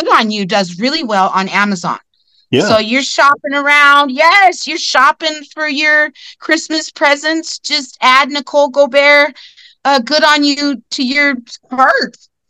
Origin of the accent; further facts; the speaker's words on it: California, United States; I'm not sure if we talked about why I came from California.